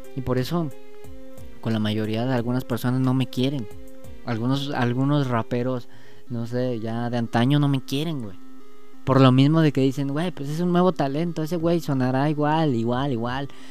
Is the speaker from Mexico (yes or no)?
yes; Mexico; yo soy mexicano